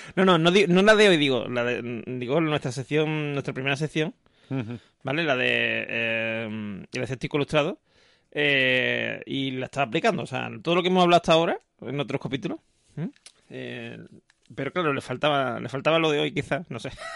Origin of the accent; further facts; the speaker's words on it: Seville, Andalusia, Spain; yo cuando era chico, por ejemplo, la gente aquí en Sevilla me decía que si yo era de fuera, no sé qué, porque tenía poco acento